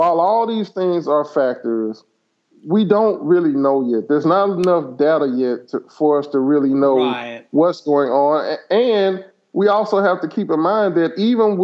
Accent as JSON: {"language": "English", "town": "Memphis", "region": "Tennessee", "country": "United States", "tie": "born or raised there", "said": "I grew up in Memphis, Tennessee"}